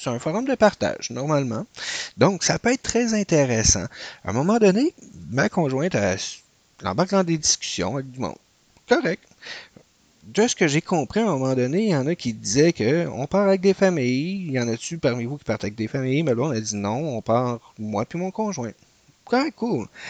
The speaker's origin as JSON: {"language": "French", "country": "Canada", "said": "Nous autres, on venait du Canada."}